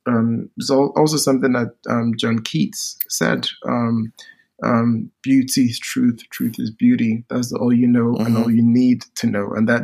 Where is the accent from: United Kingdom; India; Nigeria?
Nigeria; But language also means a lot when I come from Nigeria, and we have Pidgin English, which is a broken English. Then we have Nigerian spoken English, which is different from British spoken English